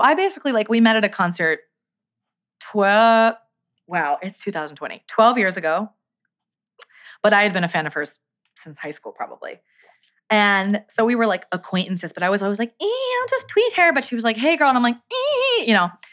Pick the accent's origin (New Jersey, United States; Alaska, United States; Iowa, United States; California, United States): New Jersey, United States; also born or lived in Brooklyn, New York; I grew up in New Jersey. I was born in Brooklyn